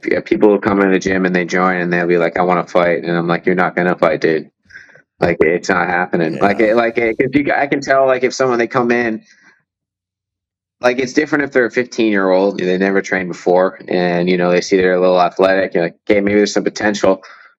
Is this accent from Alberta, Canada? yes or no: no; Windsor, Ontario, Canada; I grew up in Windsor